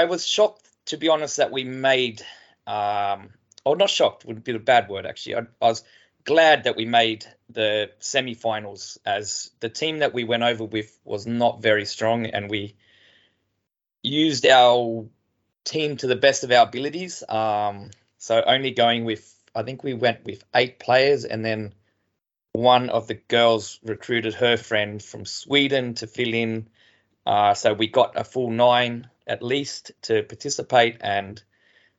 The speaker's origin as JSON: {"language": "English", "country": "Australia", "moved": "yes"}